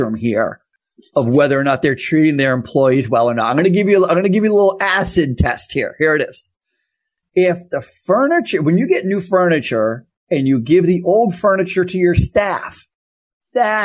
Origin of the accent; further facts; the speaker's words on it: Vermont, United States; moved away; When I was a kid, I grew up in Vermont